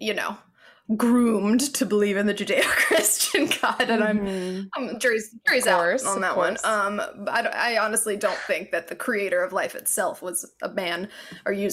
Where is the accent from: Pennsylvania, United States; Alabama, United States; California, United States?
Alabama, United States; growing up in the South